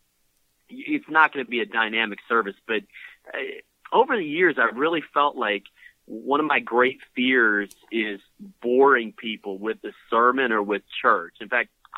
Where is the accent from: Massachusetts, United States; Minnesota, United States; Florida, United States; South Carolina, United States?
Minnesota, United States; Went to a covenant church as a kid growing up in Minnesota